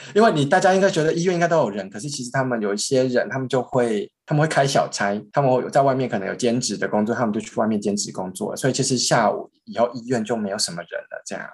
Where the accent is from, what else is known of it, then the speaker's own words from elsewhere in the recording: Taiwan; also born or lived in Burkina Faso; 可是我们台湾人吃起来觉得，嗯，这个怎么会是这个样子煮的？